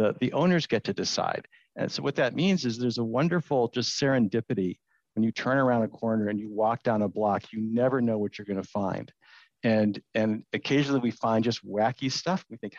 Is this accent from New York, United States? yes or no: no; San Diego, California, United States; now in San Francisco, United States; And I'm from San Diego, which is the Tory pine is native to a little area near San Diego.